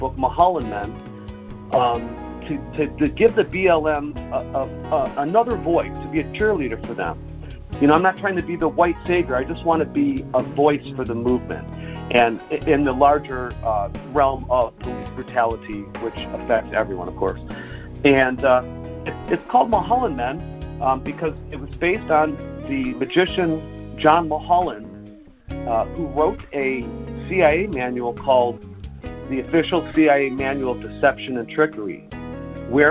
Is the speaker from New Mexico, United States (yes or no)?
no; Detroit, Michigan, United States; now in Los Angeles, United States; I grew up in Detroit